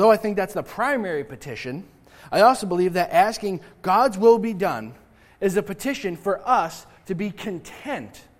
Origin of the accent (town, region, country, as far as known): United States